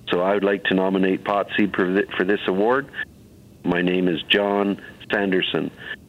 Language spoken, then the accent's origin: English; Brampton, Ontario, Canada; I'm a former regional counselor from the city of Brampton here, and I'm also born and raised in Brampton.